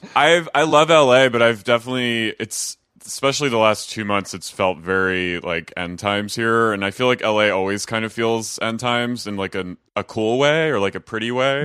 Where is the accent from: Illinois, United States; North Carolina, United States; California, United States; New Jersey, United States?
New Jersey, United States; moved away as an adult; also born or lived in Philadelphia; now in Los Angeles, United States; I'm from S-, South Jersey